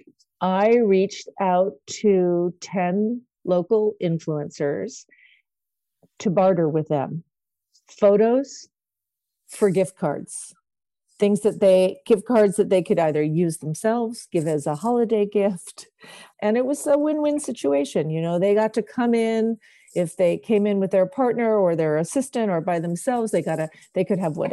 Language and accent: English; New York City, New York, United States; I grew up in Manhattan